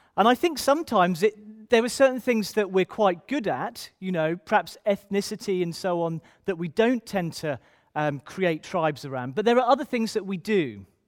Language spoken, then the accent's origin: English; Ipswich, East of England, United Kingdom; I'm from Ipswich originally.